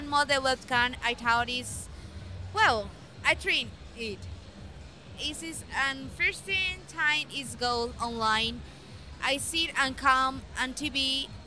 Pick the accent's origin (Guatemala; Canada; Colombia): Colombia; English is a second language; also born or lived in Armenia, Quindío; I'm from Colombia. And live in Armenia, Quindío.